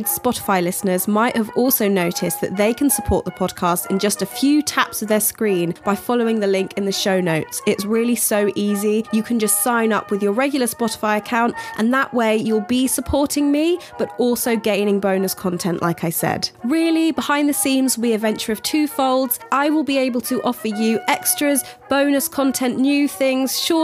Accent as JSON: {"language": "English", "country": "United Kingdom", "said": "as a British person"}